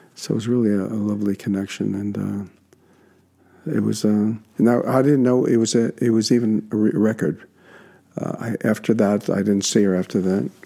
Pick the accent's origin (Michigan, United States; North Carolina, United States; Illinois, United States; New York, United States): New York, United States; New York City; my hometown